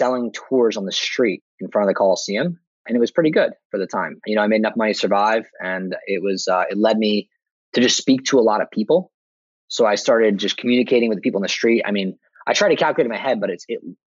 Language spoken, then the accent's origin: English; New Jersey, United States; moved away as an adult; now in Rome, Italy; I'm from New Jersey, so I'm like one of those like American Italians